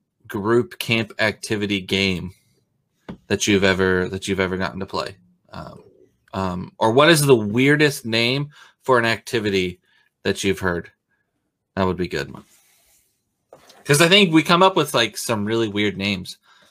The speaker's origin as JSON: {"language": "English", "region": "Oregon", "country": "United States", "said": "you forget that I came from Oregon. Everything is damp in Oregon. It is a moist state."}